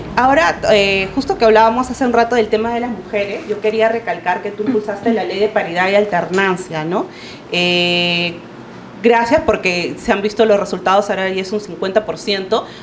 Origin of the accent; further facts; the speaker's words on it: Lima, Peru; yo eh, soy de Villa El Salvador